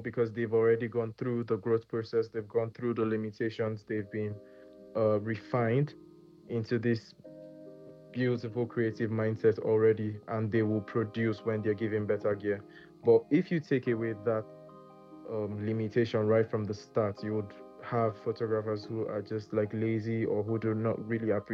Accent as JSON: {"language": "English", "country": "Nigeria", "said": "as Nigerian creatives"}